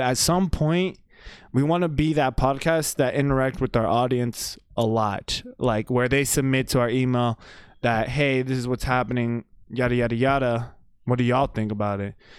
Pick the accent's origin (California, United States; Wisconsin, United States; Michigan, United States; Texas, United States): Texas, United States; also born or lived in Paterson, New Jersey / Wayne, New Jersey; I consider myself a Texan just because, like, I've been raised here